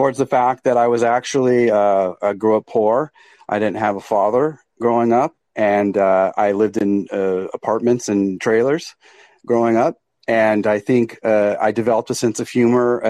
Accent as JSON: {"language": "English", "region": "California", "country": "United States", "tie": "born or raised there", "moved": "as an adult", "lives_now": "Oregon, United States", "said": "I'm from California"}